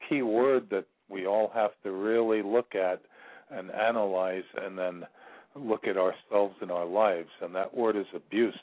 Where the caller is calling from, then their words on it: Virginia, United States; I'm calling from Virginia